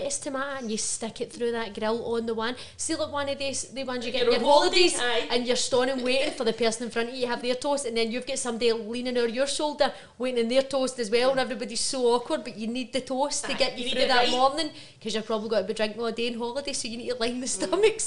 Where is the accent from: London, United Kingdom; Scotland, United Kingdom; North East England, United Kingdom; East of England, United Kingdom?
Scotland, United Kingdom; Glasgow; also born or lived in Bellshill; So, I was originally born in Glasgow. I came from Toll Cross. Went to school there. Then I moved out to here, and I went to high school here in Bells Academy.